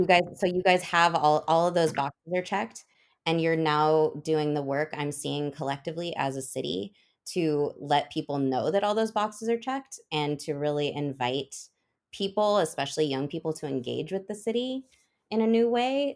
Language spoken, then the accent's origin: English; Oregon, United States; now in Nashville, United States; I live in Nashville now. I was born and raised on the West Coast in a small town in Oregon.